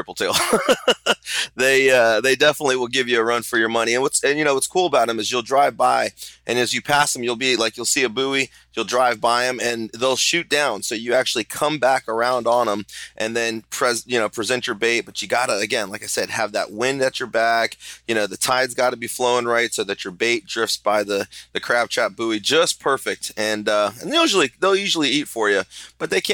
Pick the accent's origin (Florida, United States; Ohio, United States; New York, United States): Florida, United States; Sarasota; I'm from Sarasota, Florida